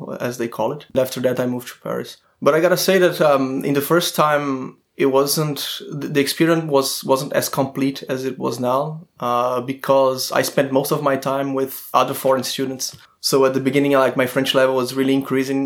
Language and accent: English; Fortaleza, Ceará, Brazil; English is a second language; moved away as an adult; also born or lived in Florianópolis, Brazil / Nantes, France; now in France; I'm from a city called Fortaleza. It's in the northeast of Brazil